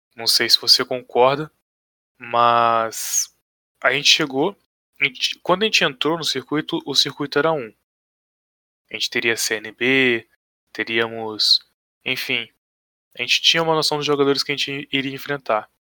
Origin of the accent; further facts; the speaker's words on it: Pinheiral, Rio de Janeiro, Brazil; Sou de cidade pequena, né? Sou aqui de Pinheiral, cidadezinha minúscula